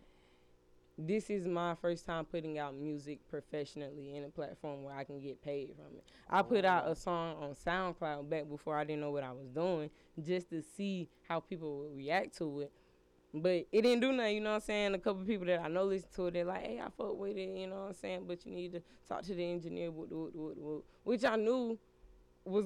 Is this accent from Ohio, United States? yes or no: no; Lithonia, Georgia, United States; I'm from Latonia, Georgia. On the east side. Yes, man. DeKalb County.